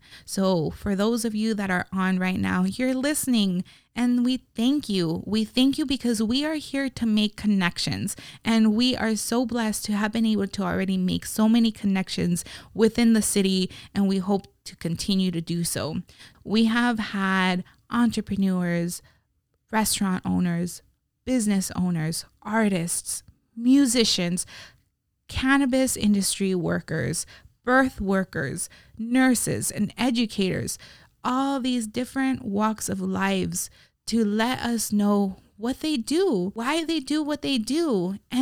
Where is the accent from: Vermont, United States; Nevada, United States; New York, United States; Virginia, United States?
Nevada, United States; Las Vegas; as Las Vegas locals